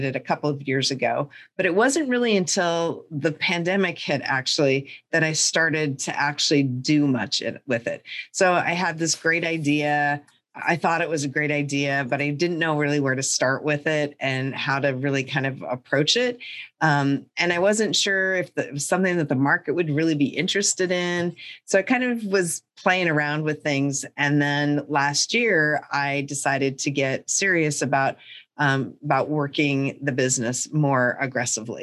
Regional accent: North Central Montana, United States; And I grew up in North Central Montana in the middle of nowhere, in a town of like 500 people nestled up against the Canadian border and on the prairie.

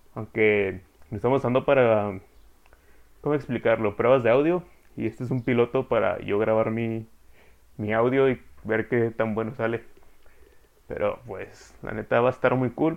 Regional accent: Chihuahua, Mexico; dos norteños. Somos de Chihuahua.

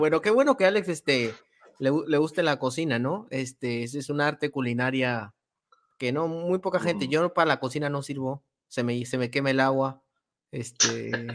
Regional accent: Peru; yo soy de Perú

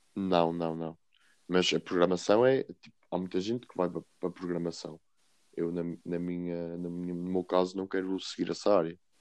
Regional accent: Sabrosa, Vila Real District, Portugal; moved away as an adult; now in Coimbra, Portugal; eu venho de Sabrosa, é uma pequena vila em Vila Real, e estou a estudar Engenharia Informática em Coimbra

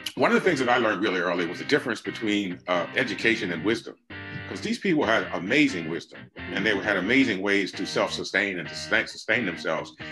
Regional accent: Red Bank, New Jersey, United States; I grew up in New Jersey

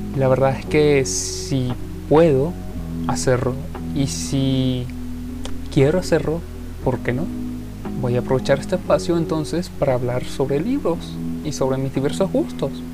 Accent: Venezuela; soy de Venezuela

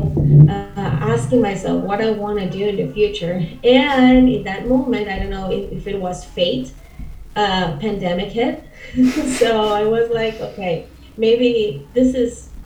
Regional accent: Caracas, Capital District, Venezuela; first language Spanish; English is a second language; now in Buenos Aires, Argentina; I'm from Caracas, Venezuela. I'm so proud of being Venezuelan.

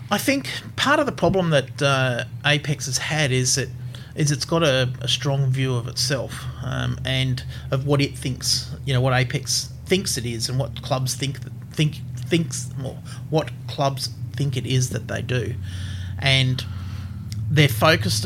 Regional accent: Brisbane, Queensland, Australia; I, I grew up here in Brisbane, uh, over in Newmarket

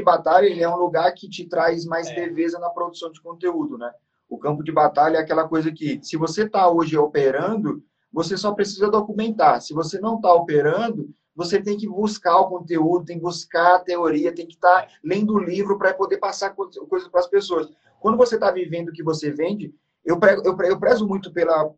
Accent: interior of Maranhão, Brazil; now in São Paulo, Brazil; eu sou do, eu sou do, do, Maranhão, interior do Maranhão. Hoje eu moro em São Paulo, mas eu sou nascido no Maranhão, uma cidade muito pequena.

